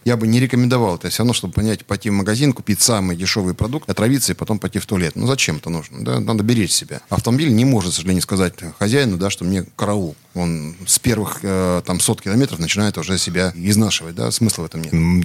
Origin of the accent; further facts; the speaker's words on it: Siberia, Russia; Я родился в Сибири